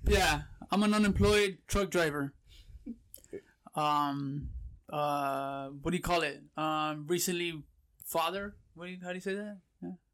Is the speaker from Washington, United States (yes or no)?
no; Pomona, California, United States; also born or lived in Fullerton, California; Born and raised in California, grew up in Pomona.